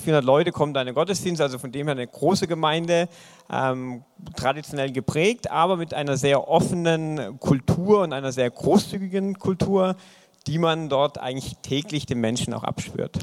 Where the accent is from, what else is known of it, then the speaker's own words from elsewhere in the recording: Eisingen, Baden-Württemberg, Germany; Ich komme aus dem wunderschönen Eisingen, ja, ein traumhaftes Dorf, 4500 Einwohner in der Nähe von Pforzheim